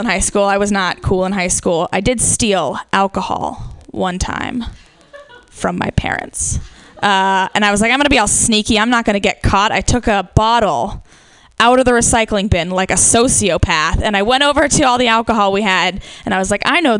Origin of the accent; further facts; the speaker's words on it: Midwest, United States; accent: Midwest, with Southern influence; from the Midwest, and we can't say our O's and our A's properly